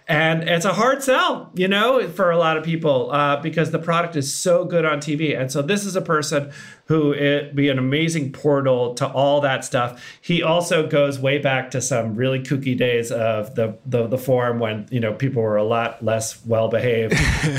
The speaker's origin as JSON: {"language": "English", "region": "Massachusetts", "country": "United States", "tie": "born or raised there", "moved": "yes", "said": "I was long gone from Massachusetts."}